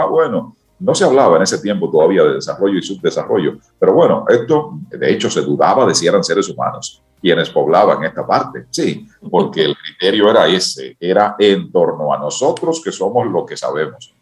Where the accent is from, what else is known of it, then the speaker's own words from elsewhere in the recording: Dominican Republic; que somos los dominicanos